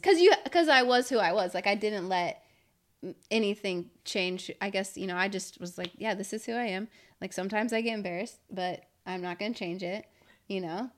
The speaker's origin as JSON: {"language": "English", "town": "Valley Center", "region": "California", "country": "United States", "tie": "born or raised there", "said": "growing up in Valley Center."}